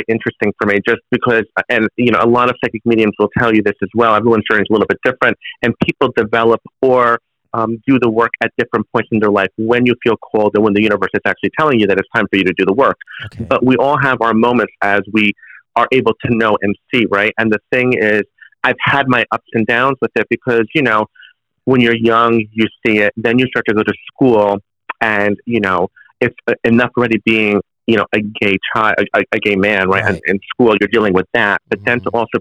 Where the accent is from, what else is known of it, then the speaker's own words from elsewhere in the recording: New Jersey, United States; I'm born and raised in New Jersey